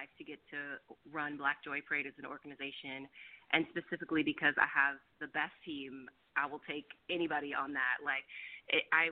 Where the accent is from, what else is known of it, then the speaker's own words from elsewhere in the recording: Roseville, California, United States; now in Oakland, United States; I'm actually from Sacramento area, a town called Roseville, if you've ever heard of it. And then I moved to Oakland